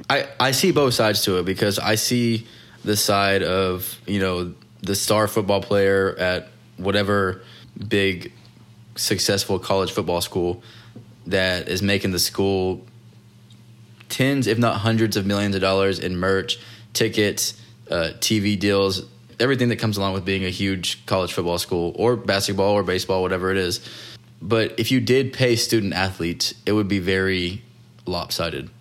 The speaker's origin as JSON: {"language": "English", "region": "Texas", "country": "United States", "tie": "born or raised there", "said": "where I grew up in Texas, there was no beach"}